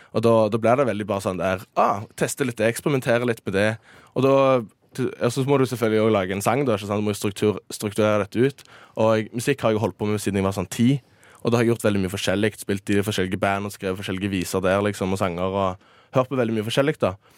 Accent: Stavanger, Rogaland, Norway; hjemme i Stavanger.

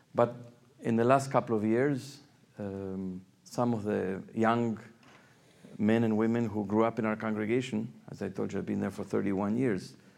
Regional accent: Argentina; moved away as an adult; now in New York, United States; I come from Argentina.

